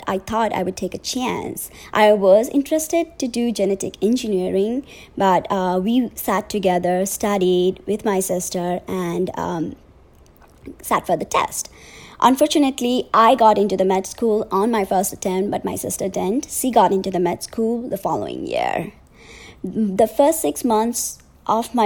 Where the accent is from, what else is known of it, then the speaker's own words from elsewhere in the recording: Nepal; moved away; I'm originally from Nepal